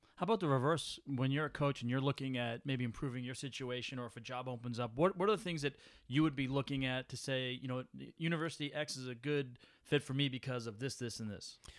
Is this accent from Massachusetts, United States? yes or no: yes; Arlington, Massachusetts, United States; I grew up in Arlington